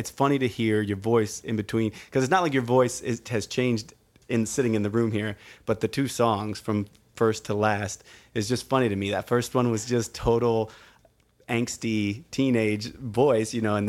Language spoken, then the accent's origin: English; St. Louis, Missouri, United States; Wait, where at in St. Louis? That's my hometown.